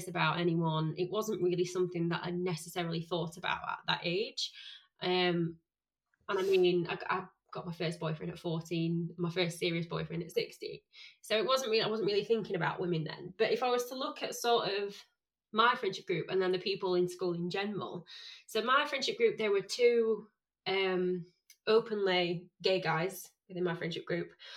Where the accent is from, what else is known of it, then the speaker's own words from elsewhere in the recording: Sheffield, Yorkshire and the Humber, United Kingdom; I'm from Sheffield, and my school is probably one of, not the roughest